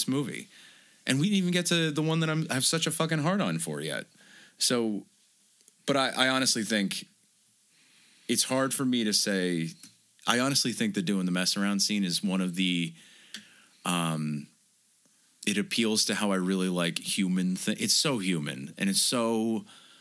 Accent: New Jersey, United States; we're white trash from New Jersey.

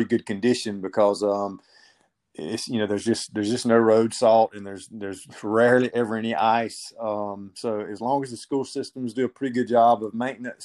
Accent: South Georgia, United States; I located one in my hometown, owned by a local church.

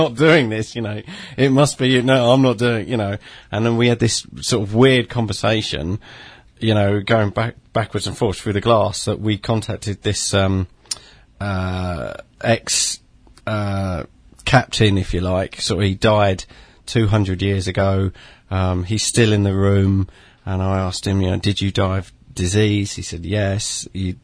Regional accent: London, United Kingdom; I'm born and raised in London.

